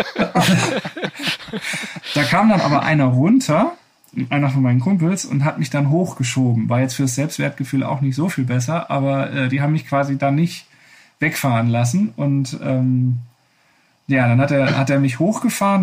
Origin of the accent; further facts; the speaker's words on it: Wuppertal, North Rhine-Westphalia, Germany; meine Heimatstadt Wuppertal